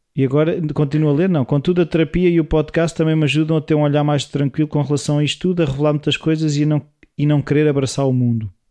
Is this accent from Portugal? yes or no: yes; Portugal; O nosso sotaque